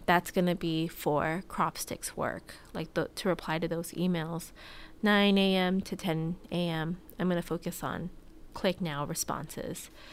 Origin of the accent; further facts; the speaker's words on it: Hawaii, United States; moved away as an adult; I had a good childhood growing up in Hawaii.